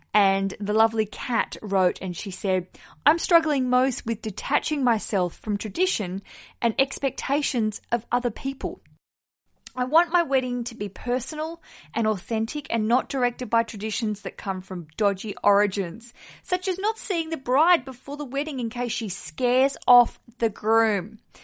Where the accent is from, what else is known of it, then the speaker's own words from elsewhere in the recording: Hobart, Tasmania, Australia; my hometown of Hobart in Australia